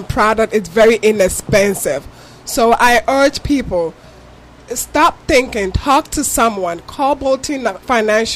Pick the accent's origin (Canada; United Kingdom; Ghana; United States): Ghana; moved away; If you can tell from my accent, I'm from Ghana